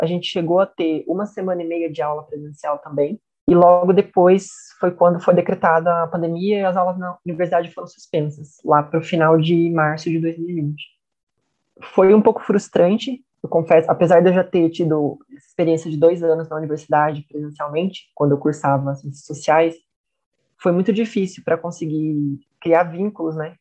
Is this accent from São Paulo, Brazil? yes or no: yes; Itapira, São Paulo, Brazil; natural de Itapira, São Paulo